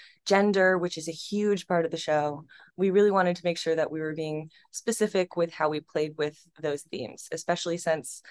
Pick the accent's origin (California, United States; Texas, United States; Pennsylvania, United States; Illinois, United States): Pennsylvania, United States; central; moved away; also born or lived in New York; my hometown in central Pennsylvania